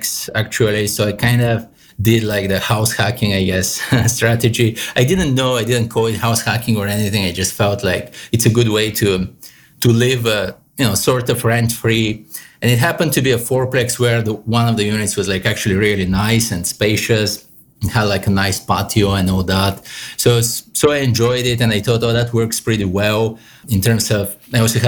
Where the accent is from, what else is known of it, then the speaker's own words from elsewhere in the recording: Bulgaria; moved away as an adult; also born or lived in New York City, United States; now in New York City area, United States; I'm Eastern European, Bulgarian myself. So I grew up in Bulgaria. I came here at 22 for my master's.